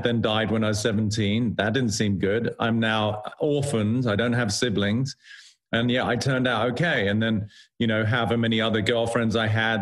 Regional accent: United Kingdom; being British

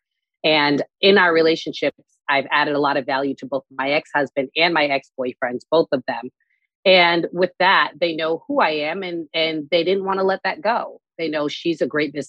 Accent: Newton, Massachusetts, United States; moved away as an adult; also born or lived in Boston; now in Dubai, United Arab Emirates; I grew up in Newton, Massachusetts

